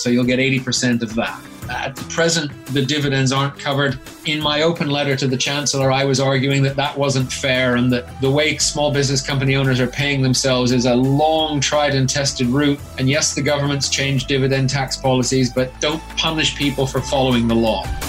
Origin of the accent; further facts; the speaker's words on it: Canada; moved away as an adult; now in United Kingdom; I'm originally from Canada, hence the accent